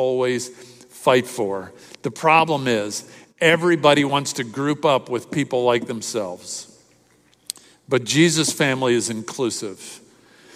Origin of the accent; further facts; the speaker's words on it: Miami, Florida, United States; in the church I grew up in Miami